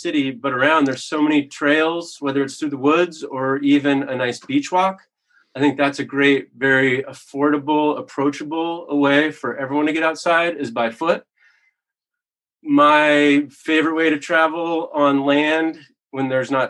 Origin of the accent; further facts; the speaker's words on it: Kirkland, Washington, United States; moved away as an adult; now in Bellingham, United States; I was born here in Bellingham. And the first little house I lived in was across the firehouse from on 14th and Harris. So grew up in Kirkland